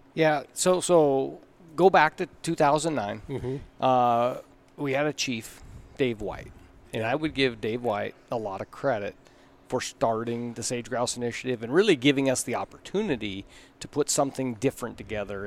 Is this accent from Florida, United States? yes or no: no; Klamath Falls, Oregon, United States; moved away as an adult; now in Montana, United States; I grew up in Klamath Falls, Oregon